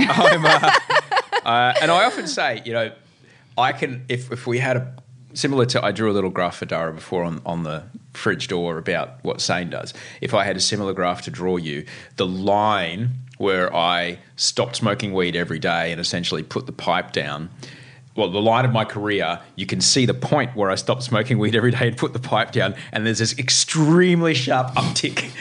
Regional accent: Brisbane, Queensland, Australia; now in Sydney, Australia; Growing up in Brisbane

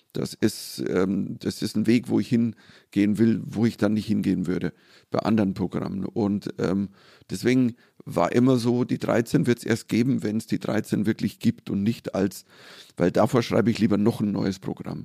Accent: Germany; als Deutscher

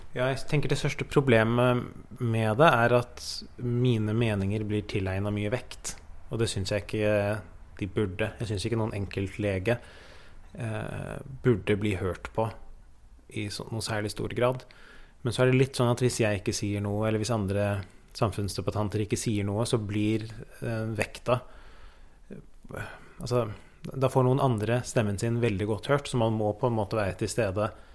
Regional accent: Oslo, Norway; Vi flytta fra Oslo øst til Oslo vest

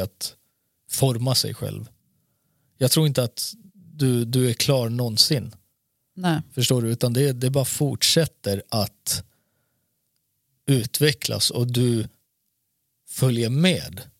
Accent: Malmö, Skåne, Sweden; mannen, jag är från

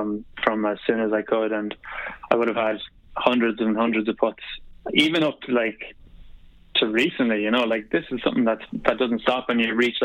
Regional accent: Sligo, Connacht, Ireland; Yeah, big time. I remember like going.

